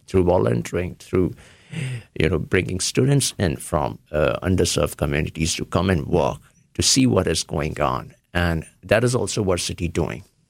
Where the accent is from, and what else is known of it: Varanasi, Uttar Pradesh, India; born or raised there; moved away as an adult; also born or lived in Ohio; now in United States